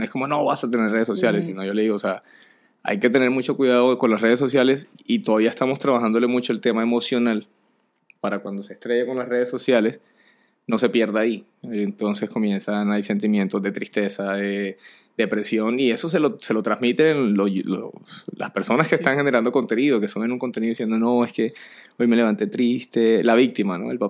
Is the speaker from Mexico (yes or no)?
no; Barranquilla, Atlántico, Colombia; Ya como, marica, o sea, soy de aquí de Barranquilla, ya no conozco la, cuál es la canción del carnaval